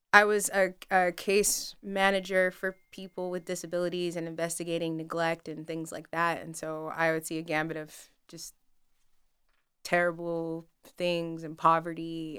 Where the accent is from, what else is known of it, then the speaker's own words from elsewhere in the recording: Denver, Colorado, United States; moved away as an adult; now in Wilmington, United States; Denver. Um, I grew up, so when I was younger, I, like, lived in Denver City proper, and then, um, later on in life, moved outside of the city